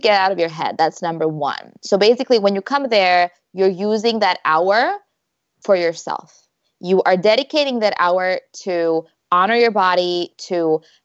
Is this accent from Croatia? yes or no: yes; Croatia; moved away as an adult; also born or lived in Malaga, Spain; my husband and I, we're both from Croatia. And before we moved here, we lived in Spain.